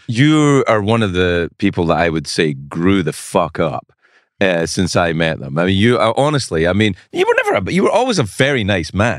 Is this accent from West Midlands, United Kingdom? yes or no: no; Scotland, United Kingdom; moved away; I'm Scottish